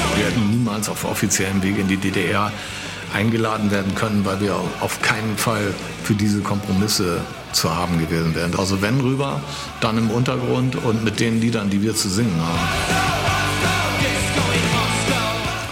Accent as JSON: {"language": "German", "town": "Düsseldorf", "region": "North Rhine-Westphalia", "country": "Germany", "said": "Wir sind aus Düsseldorf"}